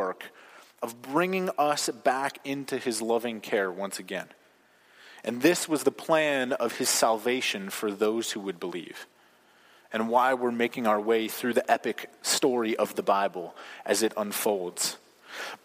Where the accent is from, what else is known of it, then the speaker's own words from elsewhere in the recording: United States; as American Christians